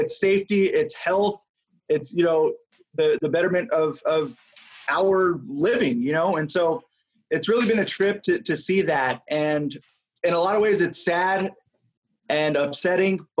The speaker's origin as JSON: {"language": "English", "region": "New Mexico", "country": "United States", "tie": "born or raised there", "said": "I'm from New Mexico, grew up born and raised there"}